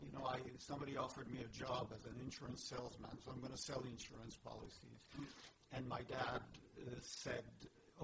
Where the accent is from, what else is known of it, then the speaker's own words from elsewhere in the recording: Paris, Île-de-France, France; moved away as an adult; now in United States; I was born in Paris and I lived in Paris